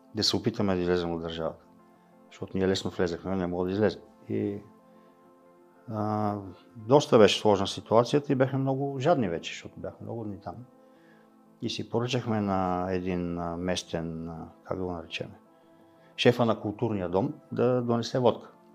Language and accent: Bulgarian; Bulgaria; ние като българи, е, в смисъл аз като български мъж